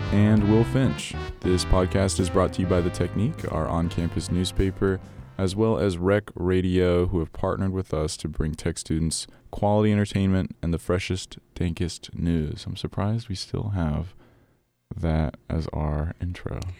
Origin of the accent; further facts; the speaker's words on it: Tulsa, Oklahoma, United States; moved away as an adult; now in Atlanta, United States; I'm originally from Tulsa, Oklahoma